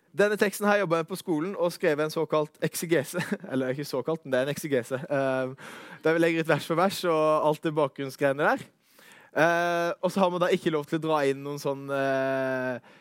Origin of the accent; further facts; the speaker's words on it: Arendal, Agder, Norway; moved away as an adult; also born or lived in Vegårshei / Søm, Kristiansand; now in Kristiansand, Norway; Kommer ifra Arendal slash Vegårshei